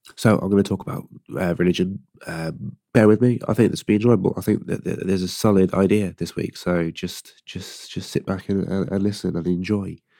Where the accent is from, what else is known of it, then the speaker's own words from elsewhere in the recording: Gloucester, South West England, United Kingdom; I'm from a place called Gloucester, or Gloucester, Gloucester